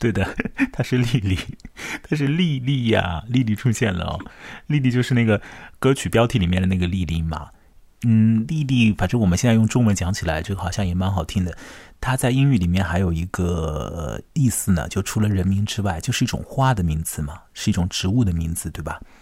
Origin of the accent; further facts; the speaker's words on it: Chongming Island, Shanghai, China; 在我的老家，在长江尽头的崇明岛